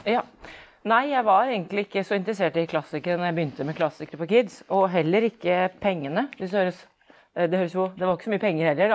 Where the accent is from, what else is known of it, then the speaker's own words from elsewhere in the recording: Oslo, Norway; also born or lived in Iceland / Fredrikstad; født og oppvokst i Oslo